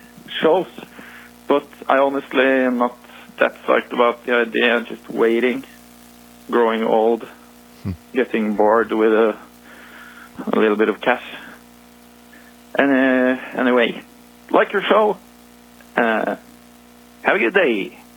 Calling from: Norway; calling from Norway.

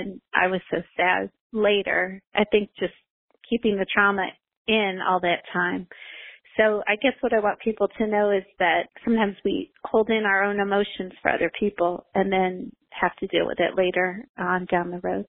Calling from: Greensboro, North Carolina, United States; I'm calling from Greensboro, North Carolina.

